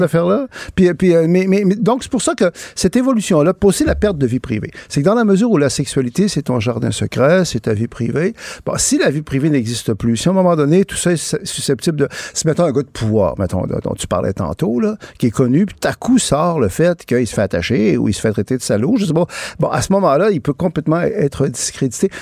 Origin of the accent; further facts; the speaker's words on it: Quebec, Canada; je suis québécois, je, suis francophone, je suis canadien aussi.